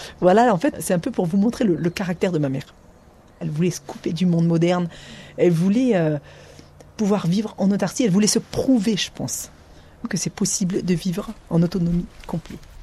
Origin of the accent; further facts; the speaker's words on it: Ariège, Occitania, France; j'ai grandi à Figuette